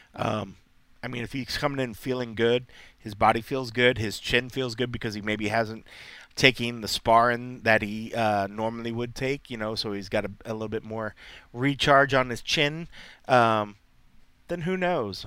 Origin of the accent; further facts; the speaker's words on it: Columbus, Ohio, United States; My hometown, uh, I will have always been raised in Columbus